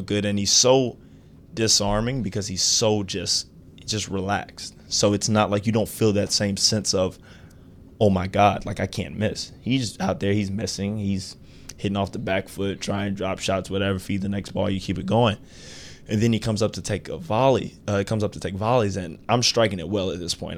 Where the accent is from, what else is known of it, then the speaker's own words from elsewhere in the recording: Atlanta, Georgia, United States; I was playing in my hometown